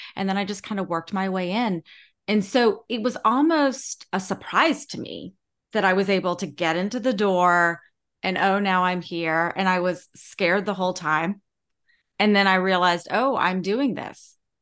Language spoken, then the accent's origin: English; Charleston, South Carolina, United States; growing up in Charleston